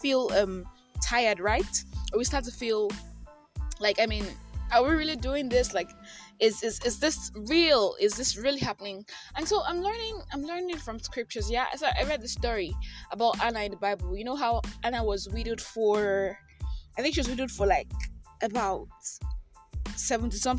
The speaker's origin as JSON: {"language": "English", "country": "Nigeria", "said": "I am that Nigerian Christian talkaholic"}